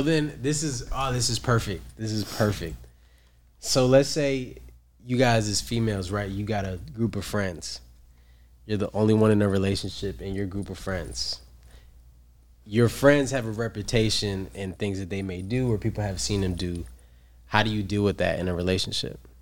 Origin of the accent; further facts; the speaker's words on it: New York, United States; now in San Diego, United States; I'm from New York, but I currently do live here in San Diego.